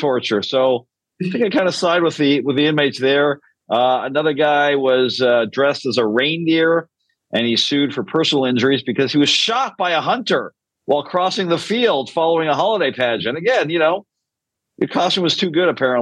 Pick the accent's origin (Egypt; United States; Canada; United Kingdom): Canada; Canadians are known to be very apologetic people